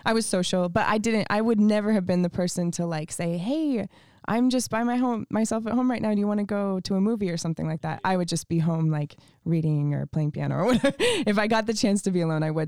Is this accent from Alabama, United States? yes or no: no; Montana, United States; also born or lived in Canada; now in California, United States; we moved to Montana when I was five years old